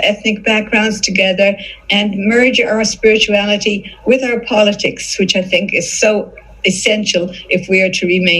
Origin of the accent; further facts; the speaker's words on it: Tipperary, Munster, Ireland; born there; moved away; also born or lived in London, England / Hong Kong / Canada / Singapore; My husband likes to say I came the long way from Tipperary, because that's where I was born in Ireland. Before I came here, I lived in London, England. I lived in Hong Kong for 13 years. I lived in Canada for 7.